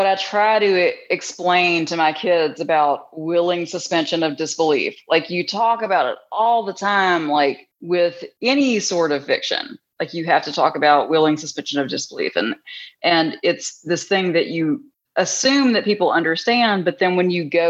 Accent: Mississippi, United States; I'm still from Mississippi

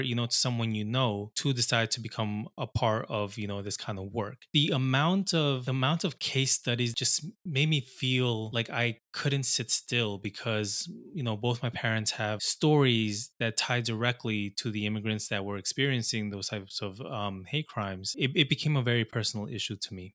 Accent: Long Island, New York, United States; I grew up in Long Island, uh, here in New York

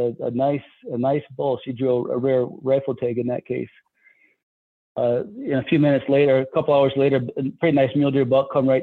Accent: Michigan, United States; moved away; I'm from Michigan originally

